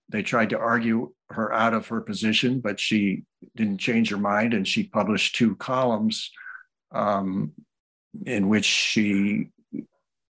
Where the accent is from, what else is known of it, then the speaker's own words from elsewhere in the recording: New Orleans, Louisiana, United States; also born or lived in Massachusetts; When I was four, we moved to New Orleans, Louisiana, where my father was teaching